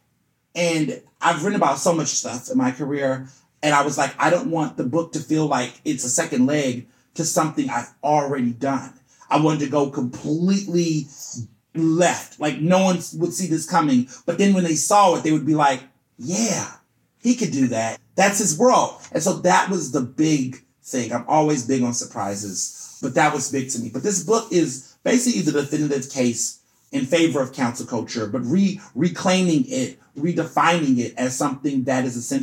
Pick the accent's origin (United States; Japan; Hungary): United States; Houston, Texas; also born or lived in Chicago, Illinois; I was born in Chicago. My family's from Chicago, but I grew up in Houston, Texas most of my life